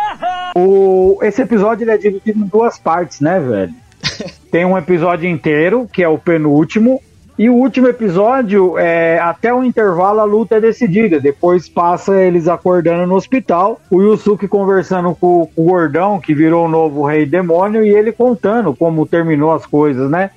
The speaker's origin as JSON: {"language": "Portuguese", "region": "São Paulo", "country": "Brazil", "said": "eu sou de São Paulo, a gente tinha a TV Gazeta"}